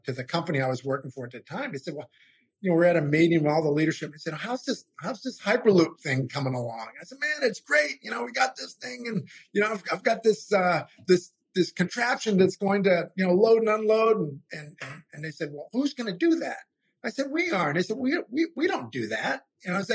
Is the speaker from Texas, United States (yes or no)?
no; Maine, United States; now in Louisiana, United States; I'm in Louisiana now, but I'm from Maine originally